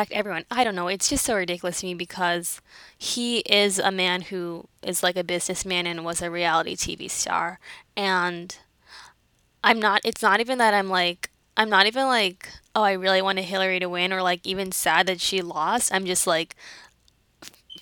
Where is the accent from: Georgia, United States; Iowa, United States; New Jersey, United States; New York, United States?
New York, United States; New York City; I'm from the Bronx. My family's in the Caribbean.